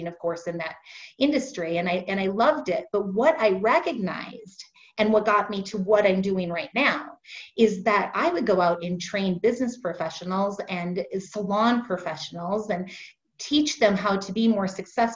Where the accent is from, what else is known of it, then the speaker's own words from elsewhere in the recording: Fargo, North Dakota, United States; I'm originally from Fargo, North Dakota. I'm sure you haven't met many people from there, but I was born there, raised there